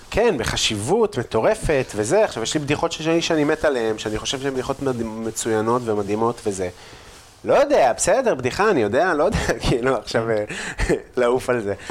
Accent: Afula, Northern District, Israel; moved away; also born or lived in Tel Aviv; אני גם לא גדלתי בעפולה, אני גדלתי בגבעה

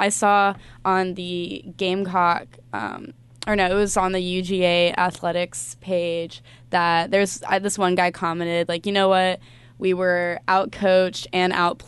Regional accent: Charleston, South Carolina, United States; now in Columbia, United States; I'm from Charleston

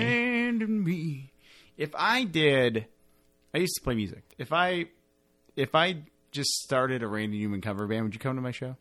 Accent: Detroit, Michigan, United States; we are from Detroit

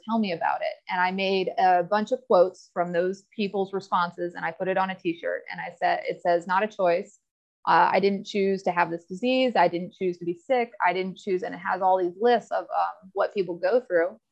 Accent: Newport, Virginia, United States; I am from Newport, Virginia. a small town outside Blacksburg. Uh, raised in Southwest Virginia country, grew up on conventional cattle farms

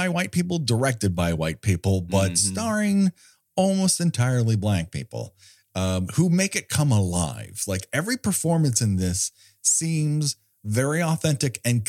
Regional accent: Glendale, California, United States; And so this means a lot to me because I grew up in Glendale, California.

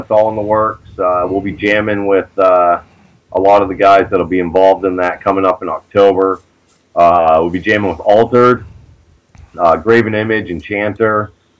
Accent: New York, United States; also born or lived in Hazleton, Pennsylvania; now in Auburn, United States; I was born in Hazleton, Pennsylvania, but I only lived there until I was like 8 months old, so I don't claim it. I claim New York.

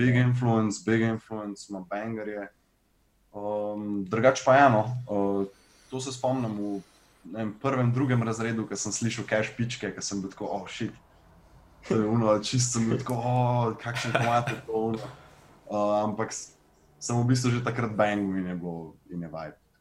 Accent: Ljubljana, Central Slovenia, Slovenia; ne vem, če sem kdaj preselil drugam. Uh, ven eh, iz Bežigrada

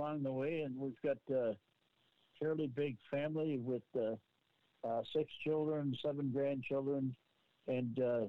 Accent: Nova Scotia, Canada; moved away; I came from Nova Scotia, from Cape Breton, and we moved here in 1985.

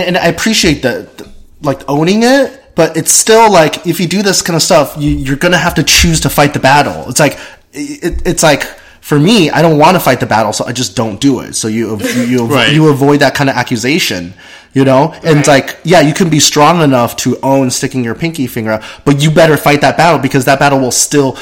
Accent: South Carolina, United States; growing up in South Carolina

